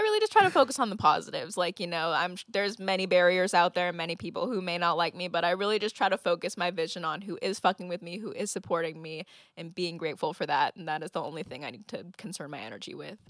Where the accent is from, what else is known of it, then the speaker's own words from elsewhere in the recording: Santa Clarita, California, United States; also born or lived in Ventura, California / Los Angeles, California / Oregon; I grew up between Santa Clarita, California, and Ventura, California